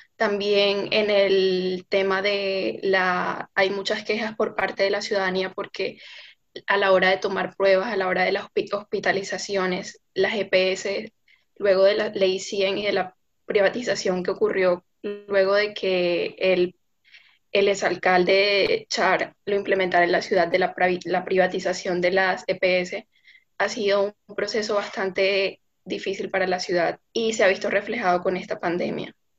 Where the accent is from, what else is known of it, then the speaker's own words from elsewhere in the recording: Barranquilla, Atlántico, Colombia; He vivido toda mi vida acá y estoy aquí para representar al Departamento del Atlántico, específicamente la ciudad de Barranquilla